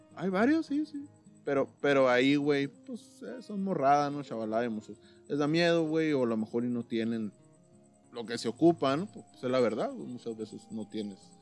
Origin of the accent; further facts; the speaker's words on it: Caborca, Sonora, Mexico; yo vengo de Caboca